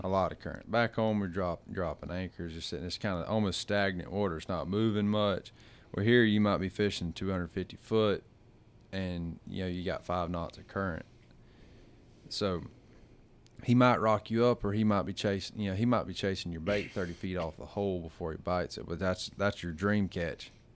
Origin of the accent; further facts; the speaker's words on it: Gulf Coast, United States; moved away; I come from the Gulf